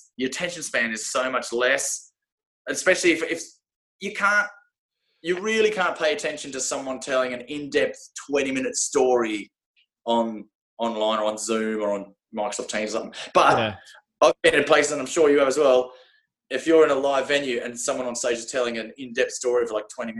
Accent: Glendalough, County Wicklow, Ireland; We grew up in Wicklow anyway. Glendalough.

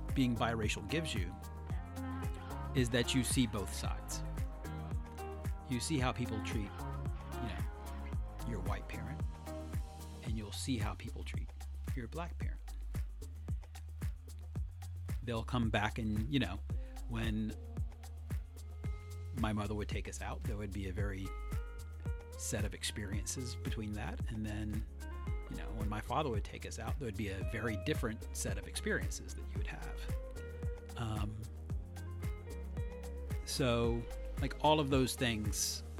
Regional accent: the South, United States; I grew up in the South, so, you know, racism was force-fed to you from a fire hose.

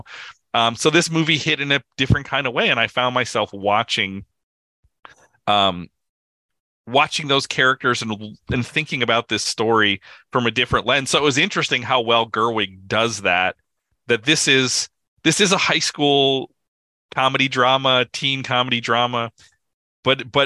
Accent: Midwest, United States; moved away; somebody who comes from the Midwest of the Midwest

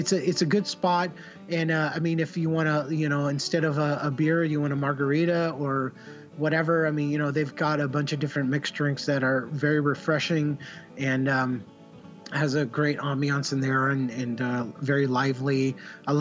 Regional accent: Santa Barbara, California, United States; I grew up in Santa Barbara, California

